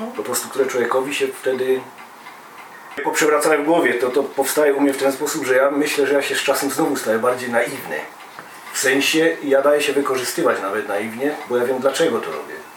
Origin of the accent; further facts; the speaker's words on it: Silesian Voivodeship, Poland; my ze Śląska